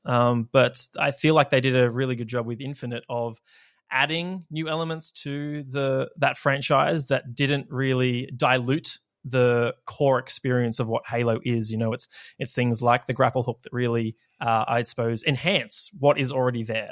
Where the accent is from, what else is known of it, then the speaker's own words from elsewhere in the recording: Australia; it's hellfire down here